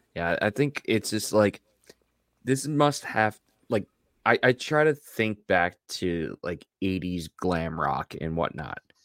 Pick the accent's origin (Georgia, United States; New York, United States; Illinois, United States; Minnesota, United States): New York, United States; Long Island; I grew up in Long Island